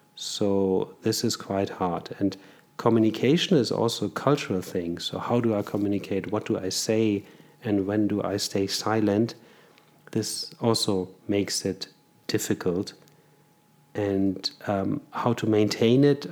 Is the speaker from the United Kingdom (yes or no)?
no; Germany; moved away as an adult; now in Zurich, Switzerland; I was born in Germany, raised in Germany, and studied there